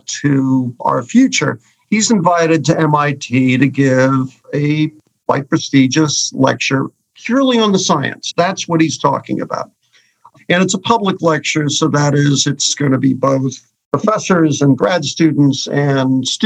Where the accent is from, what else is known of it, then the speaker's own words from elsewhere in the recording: New York City, New York, United States; I grew up on the Upper West Side of Manhattan, a very, very liberal neighborhood